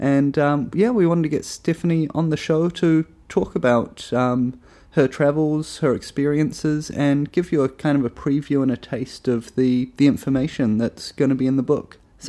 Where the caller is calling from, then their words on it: Buenos Aires, Argentina; So, I'm calling from Buenos Aires in Argentina.